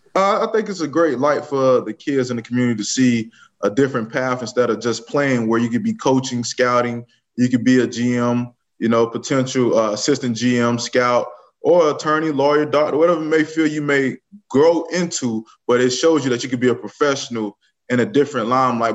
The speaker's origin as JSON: {"language": "English", "town": "Riviera Beach", "region": "Florida", "country": "United States", "tie": "born or raised there", "moved": "as an adult", "lives_now": "Kansas City, United States", "said": "I was born and raised in Moore Heights, 24th Street, all my life."}